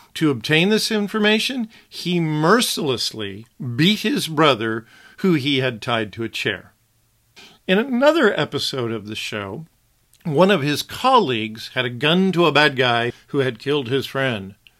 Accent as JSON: {"language": "English", "town": "Wichita", "region": "Kansas", "country": "United States", "tie": "born or raised there", "said": "My first memory of television as a young boy, black and white television, that is, consisted of three channels in my hometown of Wichita"}